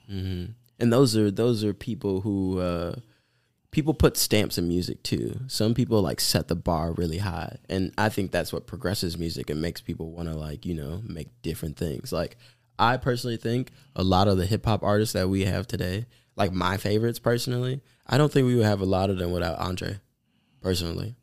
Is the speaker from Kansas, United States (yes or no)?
no; Milwaukee, Wisconsin, United States; growing up in Milwaukee for, like, you know, most of my life